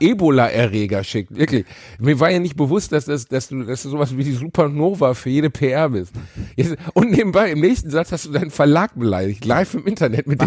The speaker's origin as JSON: {"language": "German", "country": "Germany", "said": "wir Deutschen"}